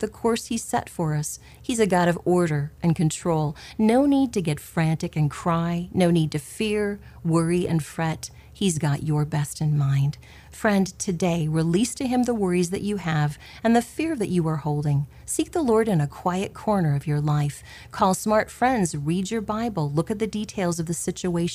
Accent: Clarinda, Iowa, United States; Growing up in Clarinda, Iowa

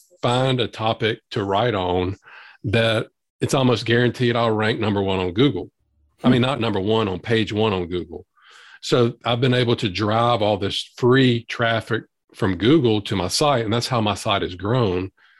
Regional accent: Louisiana, United States; accent: Southern drawl; I'm from Louisiana

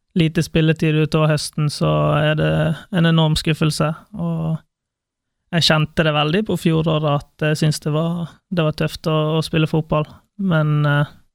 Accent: Bergen, Vestland, Norway; moved away as an adult; now in Kristiansand, Norway; Jeg, jeg, jeg, er glad i Bergen. Det er der jeg vokste opp

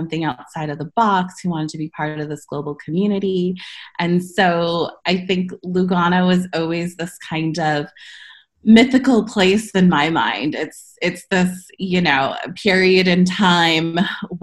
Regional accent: United States; also born or lived in London / Portland / Hilversum; now in San Francisco, United States; as an American

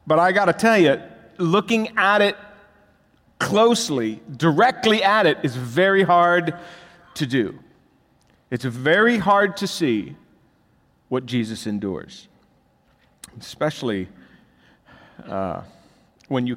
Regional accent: Florida, United States; we grew up in Florida

